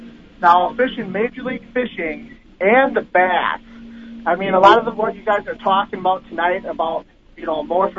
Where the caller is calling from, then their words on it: Wisconsin, United States; from Wisconsin.